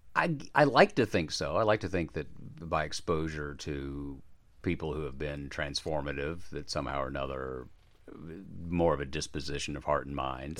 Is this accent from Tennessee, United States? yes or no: yes; Chattanooga, Tennessee, United States; I grew up in Chattanooga, Tennessee